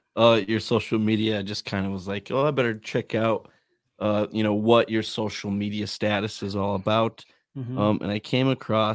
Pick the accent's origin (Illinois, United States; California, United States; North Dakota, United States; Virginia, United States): North Dakota, United States; You're from, Minnesota. We're from North Dakota.